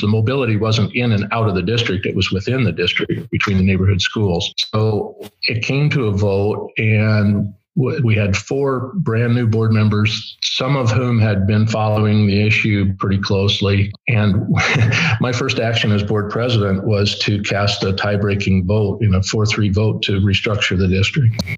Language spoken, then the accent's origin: English; Kewanee, Illinois, United States; I was born and raised in Kewanee